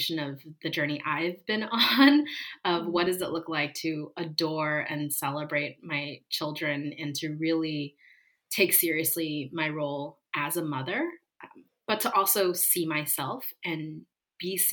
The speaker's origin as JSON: {"language": "English", "region": "East Coast", "country": "United States", "tie": "born or raised there", "also_born_or_lived": "California / New York", "moved": "yes", "lives_now": "Los Angeles, United States", "said": "I live in California, where I spent a lot of my life, but I grew up on the East Coast, and I spent 5 years living in New York"}